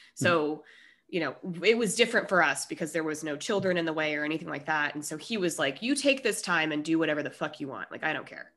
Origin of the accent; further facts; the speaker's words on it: Colorado, United States; moved away as an adult; also born or lived in Minnesota; now in California, United States; I was born in Minnesota. I moved to Colorado now. It's ten, so I'm from Colorado mostly.